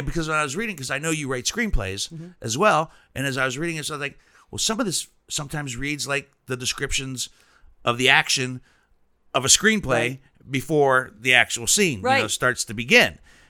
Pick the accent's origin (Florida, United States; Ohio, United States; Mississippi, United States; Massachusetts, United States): Ohio, United States; Steubenville; I grew up in Steubenville.